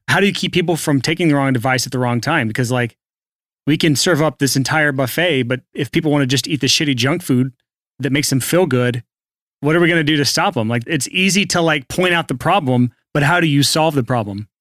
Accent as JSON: {"language": "English", "country": "United States", "said": "I'm American, so I'm trained to just say I'm doing awesome. That's how we do here in America"}